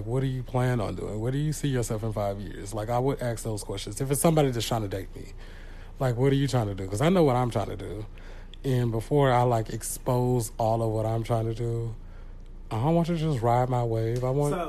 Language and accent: English; Houston, Texas, United States; I came from Houston, so yeah, there's a lot of that out there.